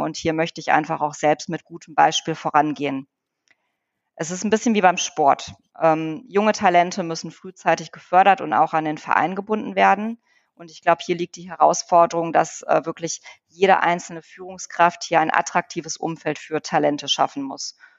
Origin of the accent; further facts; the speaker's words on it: Wuppertal, North Rhine-Westphalia, Germany; moved away as an adult; also born or lived in Poland; now in Bonn, Germany; ich bin ja in Wuppertal geboren äh, und aufgewachsen